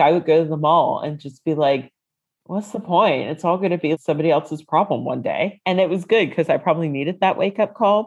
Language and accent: English; United States; moved away as an adult; now in London, United Kingdom; I lived in the DC area